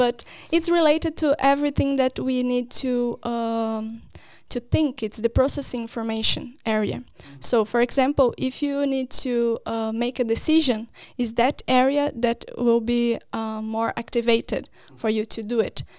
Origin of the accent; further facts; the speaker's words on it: Brazil; moved away as an adult; now in Norway; I am from Brazil, from a university in Paraná.